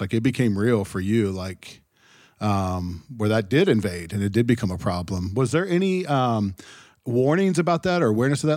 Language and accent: English; Ohio, United States; growing up in Ohio, we had some of that too